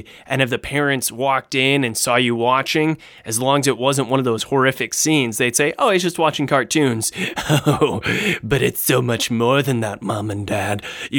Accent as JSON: {"language": "English", "country": "Australia", "said": "Of course, I began this here elevator pitch by saying good day, because I'm Australian."}